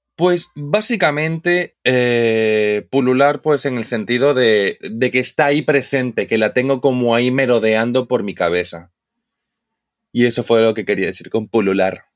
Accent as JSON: {"language": "Spanish", "town": "Santa Cruz de la Sierra", "region": "Santa Cruz", "country": "Bolivia", "said": "yo vengo de Santa Cruz. Yo vengo de lo que es el oriente boliviano"}